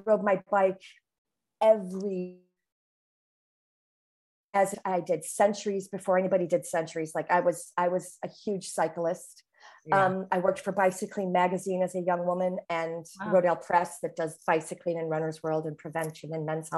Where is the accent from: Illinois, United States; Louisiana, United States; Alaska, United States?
Illinois, United States; Chicago; accent: Chicago; she could detect my Chicago accent